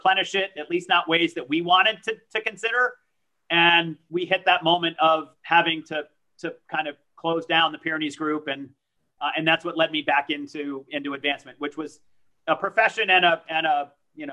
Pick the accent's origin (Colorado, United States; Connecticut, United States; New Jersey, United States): Connecticut, United States; Danbury; first language French; English is a second language; also born or lived in Pau, France; I grew up in Danbury, Connecticut